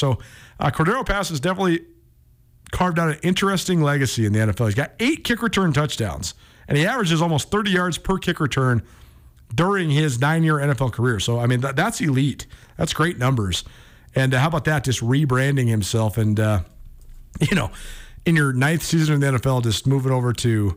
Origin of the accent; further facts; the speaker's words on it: Montana, United States; we're from Montana.